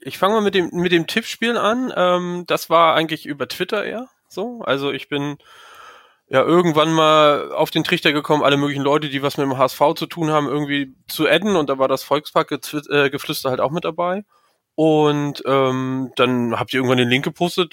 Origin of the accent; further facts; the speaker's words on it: Mecklenburg-Vorpommern, Germany; ich komme aus MacPom